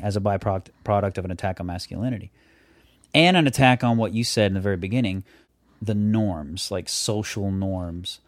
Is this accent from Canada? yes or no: no; the South, United States; I'm from the South